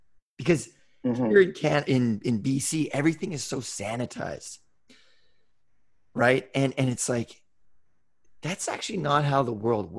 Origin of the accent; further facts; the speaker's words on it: West Coast, United States; And I grew up on the West Coast.